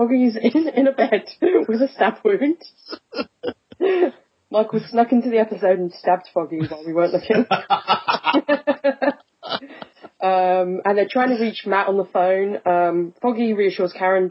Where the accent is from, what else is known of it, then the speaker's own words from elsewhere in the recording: England, United Kingdom; I'm English